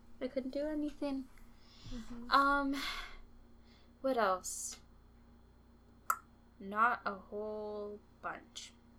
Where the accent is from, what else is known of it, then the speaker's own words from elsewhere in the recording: Canada; I feel so, like a fake Canadian